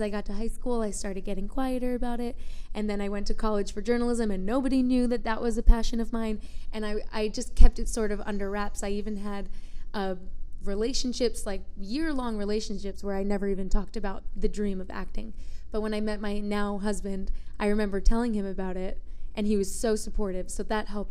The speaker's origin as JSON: {"language": "English", "region": "New York", "country": "United States", "tie": "born or raised there", "moved": "as an adult", "lives_now": "Phoenix, United States", "said": "I grew up in New York, and although I was living in New York, I wasn't pursuing acting"}